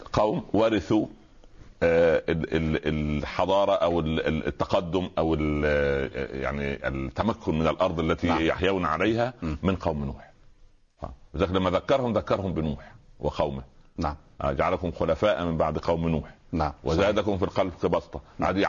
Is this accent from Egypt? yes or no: yes; Egypt; واحنا اخوال احنا كما يعني الناس المصريين هم اخوال اسماعيل